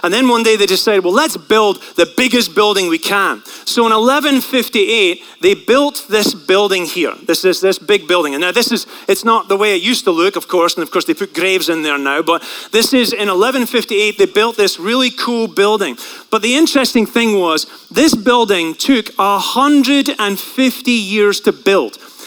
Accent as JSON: {"language": "English", "area": "St Andrews", "region": "Scotland", "country": "United Kingdom", "tie": "born or raised there", "moved": "yes", "said": "I grew up in a place that is actually not far from a mecca of the world, and that place is called St. Andrews"}